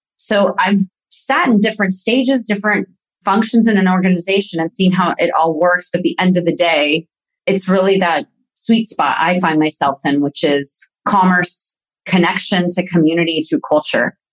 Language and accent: English; Yorba Linda, California, United States; moved away as an adult; also born or lived in Palm Springs, California; now in Herzogenaurach, Germany; born in Palm Springs, California, and have been raised mostly in Orange County, California